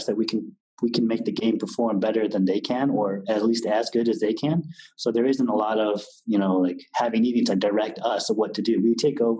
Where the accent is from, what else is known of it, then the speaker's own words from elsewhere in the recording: California, United States; now in Berlin, Germany; I was from California